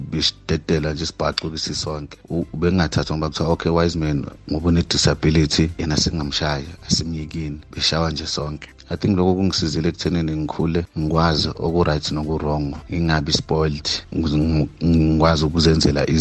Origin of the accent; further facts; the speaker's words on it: KwaZulu-Natal, South Africa; now in Pretoria, South Africa; okuhlala ngihlala ePretoria but originally ngiphuma eKZN.